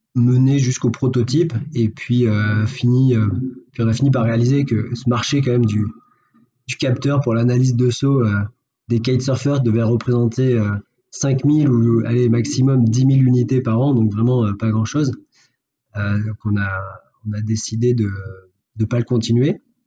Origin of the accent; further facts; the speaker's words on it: Fréjus, Provence-Alpes-Côte d'Azur, France; now in Montpellier, France; je suis né à Fréjus